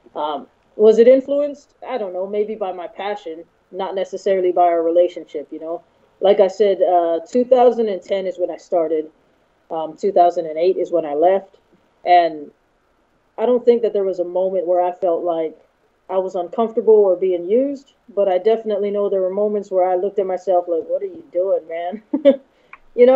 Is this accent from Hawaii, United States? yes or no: yes; Hawaii, United States; moved away as an adult; also born or lived in Oklahoma; now in California, United States; Born and raised in Hawaii. Spent most of my life there. I only left because I joined the military when I was 18.